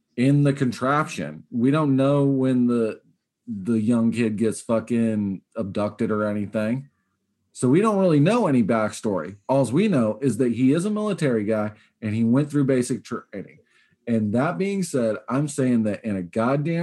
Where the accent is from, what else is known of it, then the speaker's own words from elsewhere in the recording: United States; I'm also American too